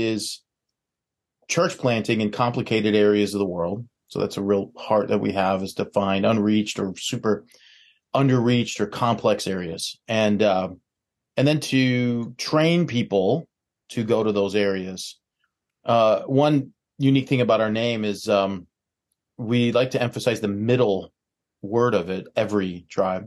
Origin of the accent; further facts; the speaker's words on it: Chicago area, Illinois, United States; I am a native from the Chicago area. So grew up about 20 miles west of downtown Chicago